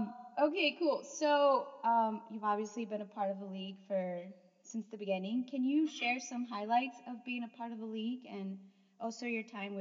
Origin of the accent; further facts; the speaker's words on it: El Paso, Texas, United States; I'm actually from El Paso